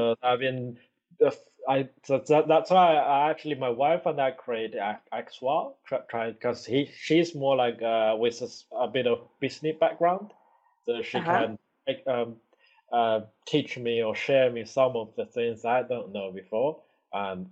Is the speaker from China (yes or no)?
yes; China; now in Newcastle, United Kingdom; I was little in China